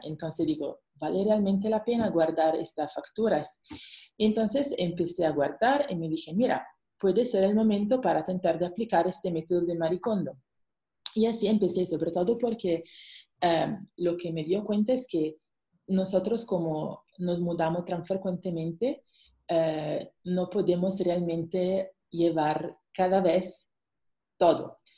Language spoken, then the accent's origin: Spanish; Italy; Spanish is a second language; moved away as an adult; also born or lived in Luxembourg / Singapore; now in Mexico; soy italiana, pero por el trabajo de mi esposo nos viajamos muchísimo